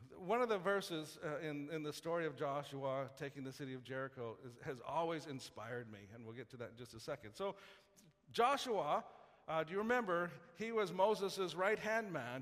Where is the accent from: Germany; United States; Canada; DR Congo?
Canada; Saskatoon, Saskatchewan; I grew up in Saskatoon